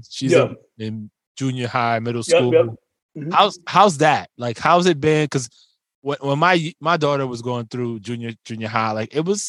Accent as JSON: {"language": "English", "town": "New York City", "region": "New York", "country": "United States", "tie": "born or raised there", "said": "I grew up in the Bronx."}